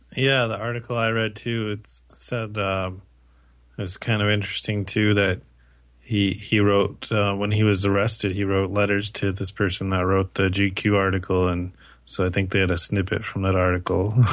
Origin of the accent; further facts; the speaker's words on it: United States; now in Canada; despite being in Canada, I'm still an American